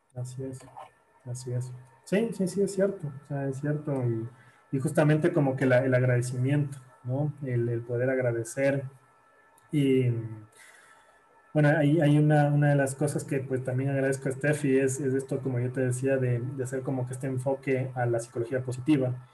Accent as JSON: {"language": "Spanish", "town": "Guayaquil", "region": "Guayas", "country": "Ecuador", "tie": "born or raised there", "moved": "yes", "lives_now": "Quito, Ecuador", "said": "yo nací en, en Guayaquil y, después fue como me, vine a vivir acá a Quito, donde vivo actualmente"}